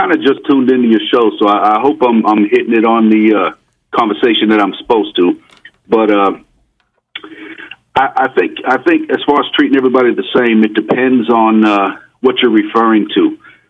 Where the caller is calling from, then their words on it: Coral Springs, Florida, United States; I'm calling from Coral Springs, Florida.